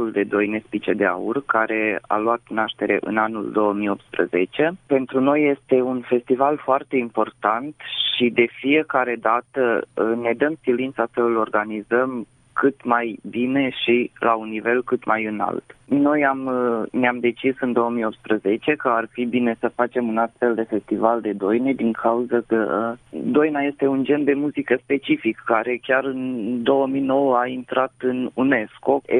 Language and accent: Romanian; Sânmihai, Romania; sunt din Sân Mihai, am 26 de ani și în prezent mă ocup de ansamblu Casa Tineretului.